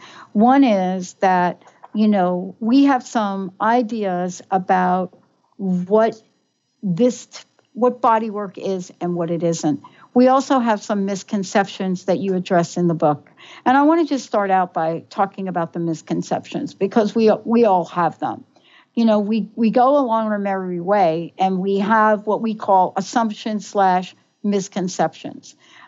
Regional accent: New York, United States; I'm from New York.

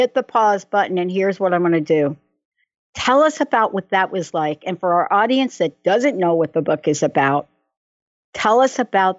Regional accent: New York City, New York, United States; I'm a girl from the Bronx, New York.

